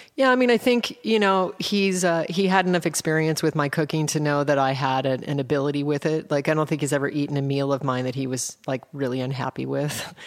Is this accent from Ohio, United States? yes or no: no; Anchorage, Alaska, United States; also born or lived in Colorado; I was raised in Alaska. I was born in Colorado and, and drove to Alaska in an A M C Hornet with my mom, my four siblings, and a dog, and I turned nine on the way